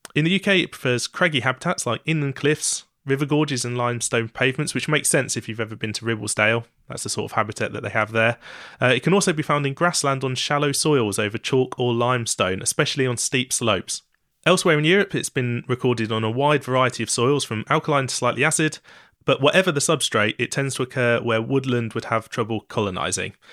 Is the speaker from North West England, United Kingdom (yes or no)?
no; East Anglia, East of England, United Kingdom; I'm from East Anglia